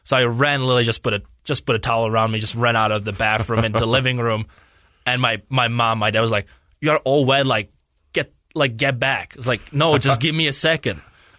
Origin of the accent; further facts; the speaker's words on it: Czechia; That's kind of where the better hockey is. So our city is like only 16,000 people in there.